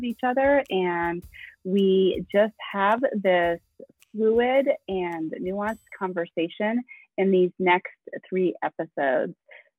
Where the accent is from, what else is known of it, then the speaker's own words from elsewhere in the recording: East Coast, United States; I am a middle-aged Italian American. I'm from the East Coast.